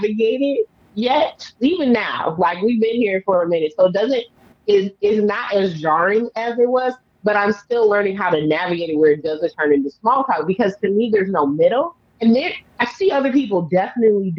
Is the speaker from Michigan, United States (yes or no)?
yes; Detroit, Michigan, United States; moved away as an adult; I was born and raised in Detroit